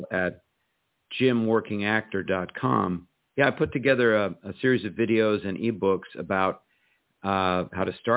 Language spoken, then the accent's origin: English; Los Angeles, California, United States; moved away as an adult; also born or lived in New York City; I still live in the same house that I grew up in.